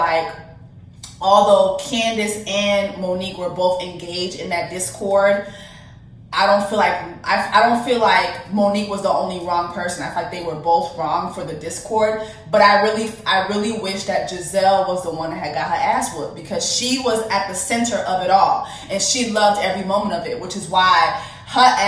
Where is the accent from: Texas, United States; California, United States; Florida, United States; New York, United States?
Florida, United States; Miami-Dade County; I'm from Miami-Dade County